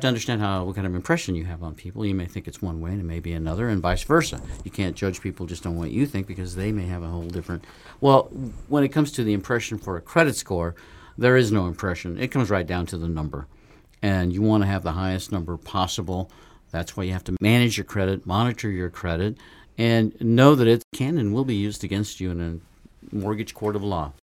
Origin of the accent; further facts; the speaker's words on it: Nevada, United States; I was from Nevada